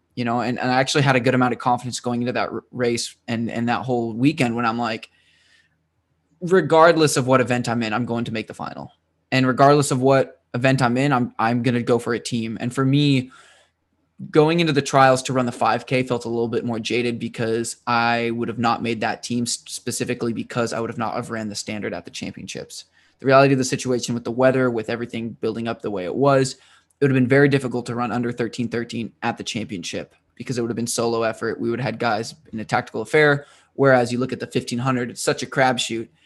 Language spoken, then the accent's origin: English; United States; to be in my home state